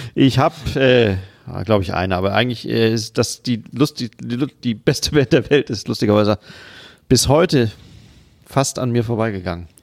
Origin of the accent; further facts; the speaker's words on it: Siegen, North Rhine-Westphalia, Germany; moved away; Ich komme eigentlich aus Siegen, einer Stadt in Ost- Südostwestfalen.